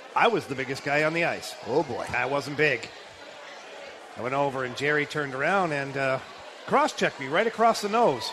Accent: Ottawa, Ontario, Canada; born or raised there

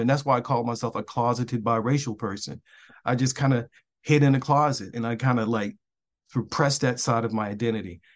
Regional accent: Baltimore, Maryland, United States; moved away; I grew up in West Baltimore

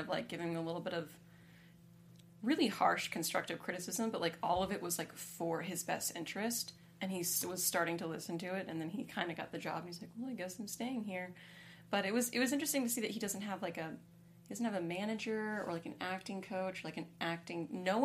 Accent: California, United States; I was born in California

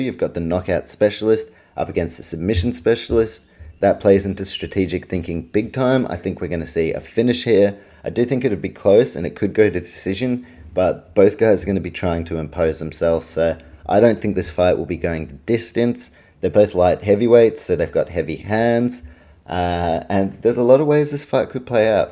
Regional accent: Auckland, New Zealand; also born or lived in Australia; my hometown of Auckland, New Zealand

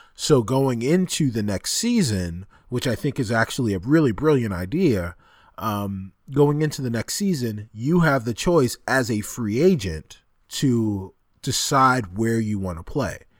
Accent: Roosevelt, New York, United States; Doctor J is from my hometown

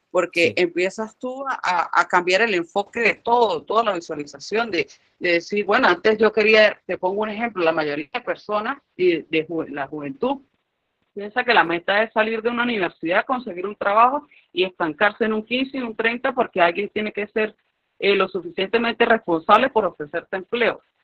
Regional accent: Venezuela; a nosotros los venezolanos tanto nos cuestan, por lo menos a los que seguimos aquí en el país.

